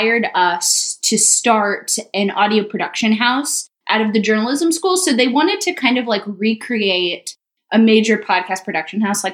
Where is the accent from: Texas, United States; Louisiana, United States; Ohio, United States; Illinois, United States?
Texas, United States; Austin; I'm actually from Austin